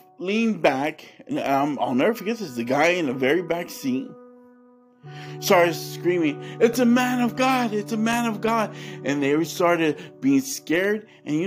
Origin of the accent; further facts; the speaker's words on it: California, United States; I grew up in California